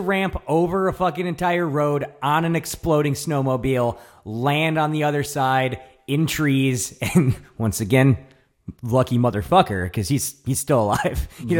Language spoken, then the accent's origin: English; New York, United States; I'm from New York.